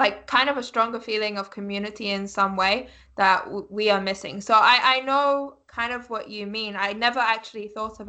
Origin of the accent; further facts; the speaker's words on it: United Kingdom; I'm British